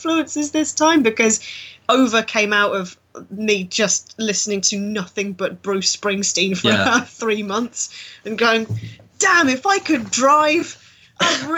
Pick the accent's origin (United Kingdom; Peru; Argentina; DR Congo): United Kingdom; We're such a horrible country